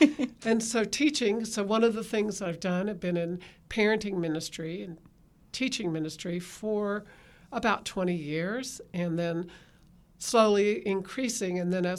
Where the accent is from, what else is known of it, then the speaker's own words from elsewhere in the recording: Texas, United States; Okay, I'm a Texan, and we moved a lot, but nothing like what you've done, and moved around a number of places before with my family